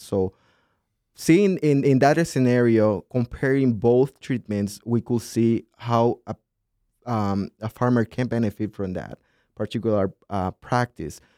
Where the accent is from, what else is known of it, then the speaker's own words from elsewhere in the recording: southern Honduras, Honduras; moved away as an adult; now in Minnesota, United States; I grew up in a city that's, um, very well developed for agriculture in this southern part of Honduras